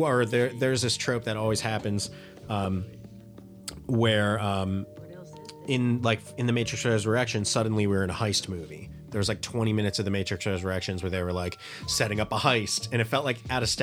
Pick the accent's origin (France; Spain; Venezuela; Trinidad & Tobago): Trinidad & Tobago; I'm from Trinidad. Technically, I want to make sure we're doing our regions. Fuck. I'm Trinidadian.